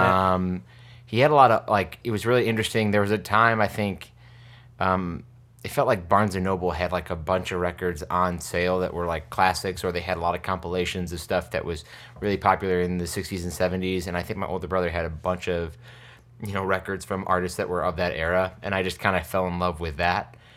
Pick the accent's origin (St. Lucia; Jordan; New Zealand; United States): United States; New Hartford, New York; moved away as an adult; also born or lived in Albany, New York / Bushwick, New York City; now in New York City, United States; I grew up in New Hartford, and then when I was nineteen, my parents moved back to Albany